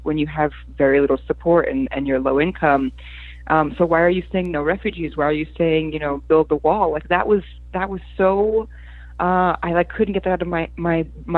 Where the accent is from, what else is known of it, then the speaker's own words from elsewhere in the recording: Newark, New Jersey, United States; English is a second language; also born or lived in Poland; I grew up in Newark, in the Newark area, and I was in a very multicultural neighborhood where everyone was from somewhere else